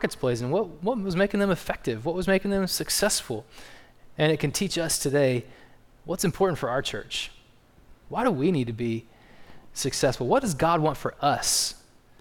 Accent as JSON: {"language": "English", "region": "East Texas", "country": "United States", "also_born_or_lived": "South Dakota", "said": "Jill and I, even though we're from East Texas, we spent 5 years up there planting churches"}